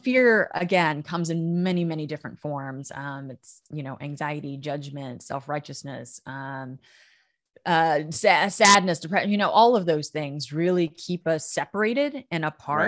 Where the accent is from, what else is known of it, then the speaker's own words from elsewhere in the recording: United States; also born or lived in Oklahoma / Texas; I grew up in Oklahoma and Texas.